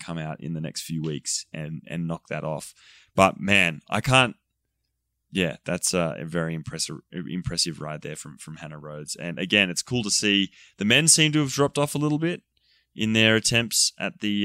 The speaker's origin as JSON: {"language": "English", "region": "New South Wales", "country": "Australia", "tie": "born or raised there", "moved": "yes", "lives_now": "United States", "said": "New South Wales, which is my home state back in Australia"}